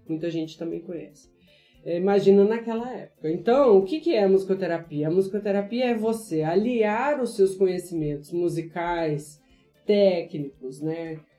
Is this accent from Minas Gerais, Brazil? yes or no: yes; interior of Minas Gerais, Brazil; eu sou mineira, é, do interior de Minas Gerais